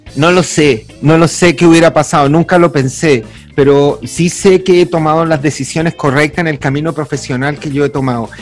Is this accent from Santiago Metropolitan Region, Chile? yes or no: yes; Santiago, Santiago Metropolitan Region, Chile; nací en San Miguel, barrio trabajador